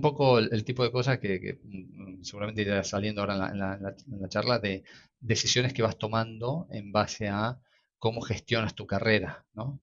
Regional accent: Argentina; moved away as an adult; now in Barcelona, Spain; yo soy de Argentina, estudié en Argentina, eh, como mi acento lo delata.

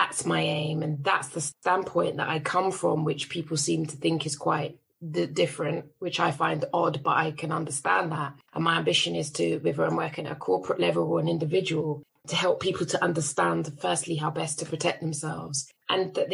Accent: London, United Kingdom; I was raised in Northwest London on an estate called St. Ralph's

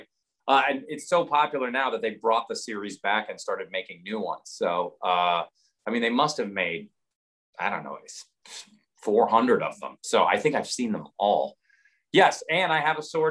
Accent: Seattle, Washington, United States; also born or lived in New Jersey; we moved from Seattle to New Jersey in 1977.

